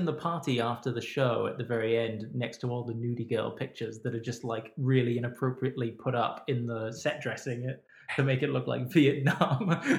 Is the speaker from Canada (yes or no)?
no; Oxford, South East England, United Kingdom; And I grew up in Oxford, and Oxford was a real great university town.